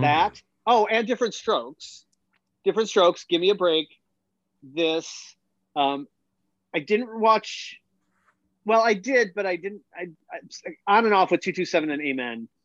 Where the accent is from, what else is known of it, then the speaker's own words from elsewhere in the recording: Milwaukee, Wisconsin, United States; from Milwaukee